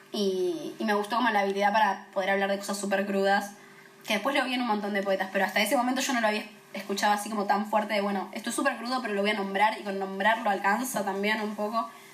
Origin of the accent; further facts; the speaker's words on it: Temperley, Buenos Aires Province, Argentina; una piba de Temperley